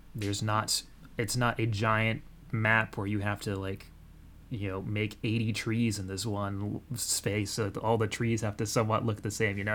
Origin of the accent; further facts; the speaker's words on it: Oklahoma, United States; I grew up in Oklahoma